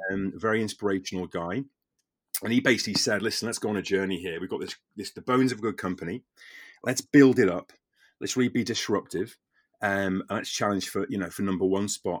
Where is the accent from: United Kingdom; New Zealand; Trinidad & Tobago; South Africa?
United Kingdom; the Wirral, Merseyside, North West England; I'm from the Wirral originally, the Merseyside